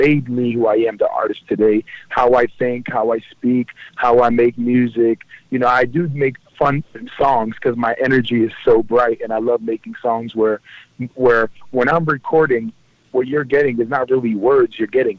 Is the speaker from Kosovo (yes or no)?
yes; Kosovo; also born or lived in Libya; A lot of people don't understand, my parents are from Kosovo. I am a refugee. I was born in Africa. I was born in Libya.